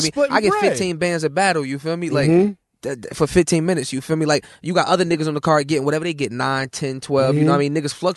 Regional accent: Newark, New Jersey, United States; I'm from Newark.

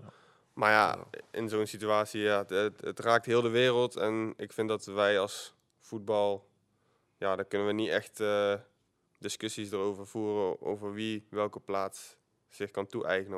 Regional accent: Eindhoven, North Brabant, Netherlands; ik kwam hopelijk gewoon uit Eindhoven. Dus als ik, eh, haast had, dan kon ik gewoon op de fiets en dan ging ik naar school

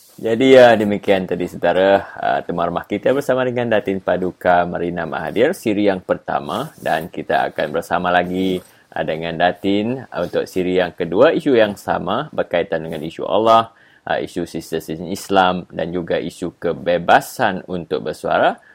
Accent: Sarawak, Malaysia; saya secara peribadi uh, sebagai anak Sarawak

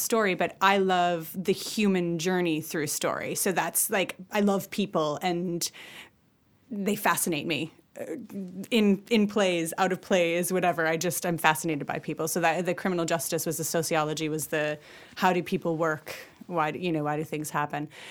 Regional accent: Wisconsin, United States; moved away as an adult; now in Ireland; I'm from Wisconsin. I'm from the Midwest

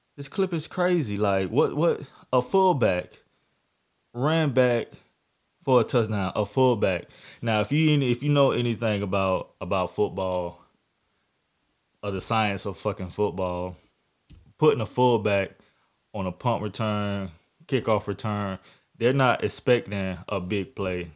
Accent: Jacksonville, Florida, United States; my hometown

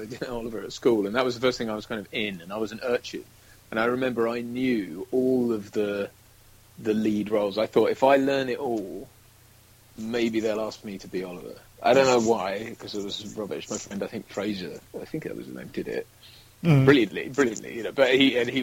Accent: Cambridge, East of England, United Kingdom; also born or lived in Nassau, Bahamas; we moved to the UK when I was very young. So when I was about one, I think, we moved here. So I grew up predominantly in... in Cambridge.

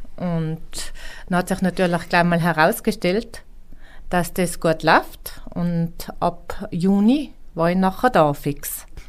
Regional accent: Roppen, Tyrol, Austria; now in Schwangau, Germany; Ich komme aus Roppen in Nordtirol, Nähe Imst.

